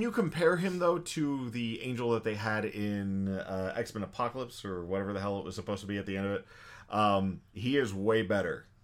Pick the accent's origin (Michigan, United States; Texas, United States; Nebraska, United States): Texas, United States; We're Texan.